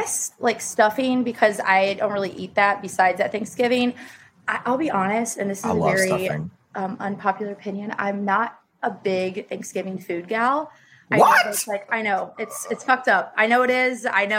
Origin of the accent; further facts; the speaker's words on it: Midwest, United States; I'm from the Midwest